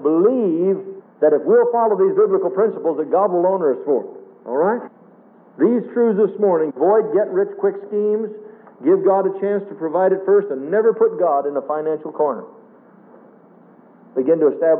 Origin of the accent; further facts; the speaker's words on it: Nebraska, United States; my hometown years ago in Nebraska